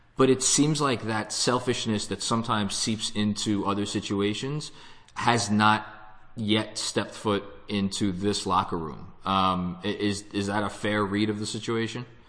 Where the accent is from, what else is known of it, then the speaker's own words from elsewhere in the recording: New York, United States; I'm a New Yorker